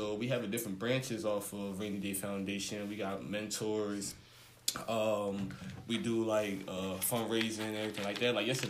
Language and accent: English; Camden, New Jersey, United States; I'm pretty much a black male educator at Kit Whittier Middle, right here in Camden, my hometown where I grew up at.